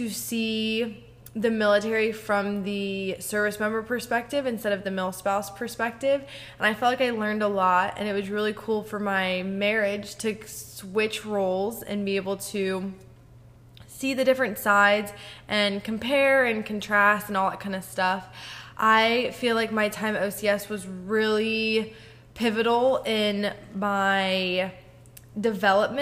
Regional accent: Columbus, Ohio, United States; moved away as an adult; also born or lived in Camp Pendleton, California; now in Norfolk, United States; I was born and raised in Columbus, Ohio

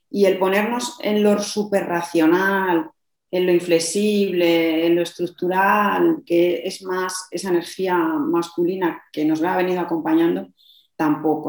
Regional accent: Madrid, Community of Madrid, Spain; now in Logroño, Spain; Yo vivo en Logroño, aunque soy de Madrid

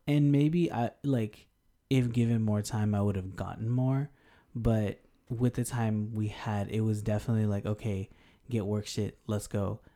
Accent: Denver, Colorado, United States; also born or lived in Houston, Texas; now in Japan; South Asian American from Denver, but Houston for life, always, always.

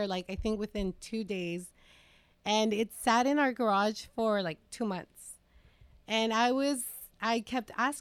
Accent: Salinas, California, United States; both of us born and raised in East Salinas

